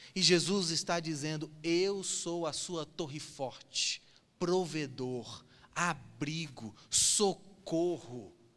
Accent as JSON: {"language": "Portuguese", "town": "Cassilândia", "region": "Mato Grosso do Sul", "country": "Brazil", "tie": "born or raised there", "said": "Eu sou da roça, irmãos. Eu cresci em Cacilândia."}